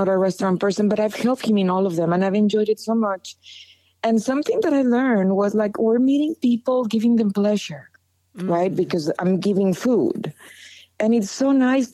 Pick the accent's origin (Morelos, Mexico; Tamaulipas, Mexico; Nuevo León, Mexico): Nuevo León, Mexico; Monterrey; I'm from Monterrey.